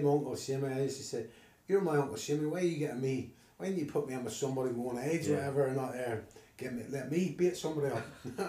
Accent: Ballymena, Northern Ireland, United Kingdom; also born or lived in London; I grew up in a state called the Derry Road, so it would have been this end of the town.

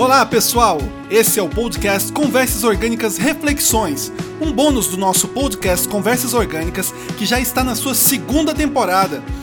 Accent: Brazil; eu sou brasileiro

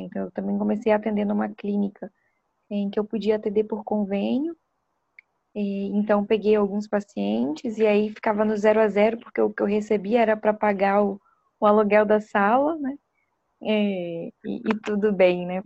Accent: Vitória, Espírito Santo, Brazil; moved away as an adult; now in São Paulo, Brazil; eu sou capixaba, né? Nasci no Espírito Santo, em Vitória, e iniciei né, minha formação na Universidade Federal do Espírito Santo

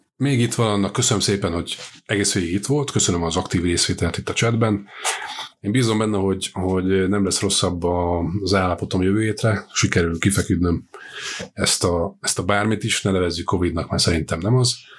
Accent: Győr, Győr-Moson-Sopron, Hungary; mert én ugye Győri vagyok elsősorban, nem budapesti.

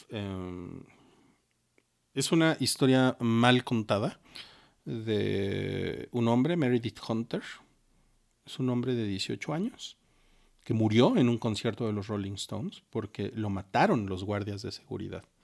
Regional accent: Mexico; Y para nosotros como mexicanos lo heredamos, lo traemos de sangre.

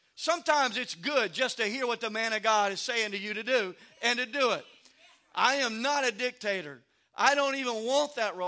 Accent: Louisiana, United States; moved away; also born or lived in Maryland; I grew up in Louisiana

